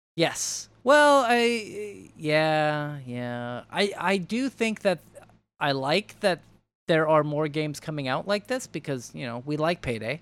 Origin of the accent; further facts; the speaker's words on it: United States; we are all American